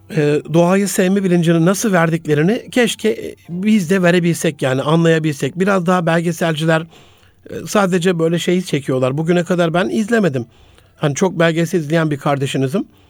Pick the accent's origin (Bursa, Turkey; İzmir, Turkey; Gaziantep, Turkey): Gaziantep, Turkey; moved away; also born or lived in Osmaniye / Ankara / Istanbul; ben Gaziantep'li bir kardeşinizim. Antep'te doğdum. Daha sonrasında Osmaniye. Sonrasında e, Ankara, ODTÜ, İstanbul.